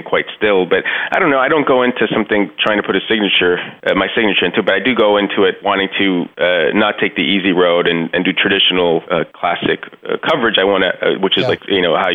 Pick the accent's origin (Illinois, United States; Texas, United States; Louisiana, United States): Texas, United States; Laredo; moved away as an adult; I left Laredo in 1990, which is it was a much smaller town back then